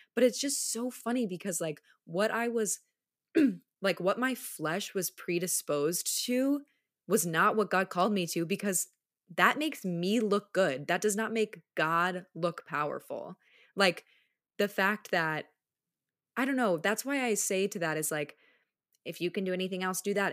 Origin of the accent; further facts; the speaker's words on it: Minneapolis, Minnesota, United States; also born or lived in Charlotte, North Carolina; now in Chicago, United States; I grew up in the Midwest, like, partially. I spent ten years in Minneapolis before moving to Charlotte